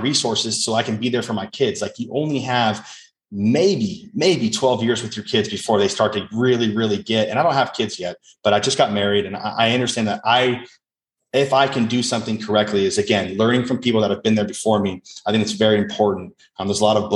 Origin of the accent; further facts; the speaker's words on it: Las Vegas, Nevada, United States; first language English; I grew up in Las Vegas